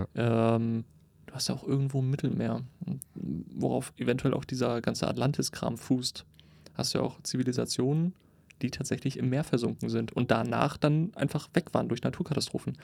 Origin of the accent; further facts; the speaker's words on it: Cuxhaven, Lower Saxony, Germany; meine Heimatstadt, Cuxhaven